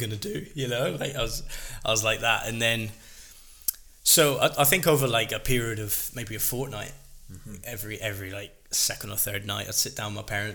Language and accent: English; Plymouth, South West England, United Kingdom; my hometown, Plymouth Roller Hockey Club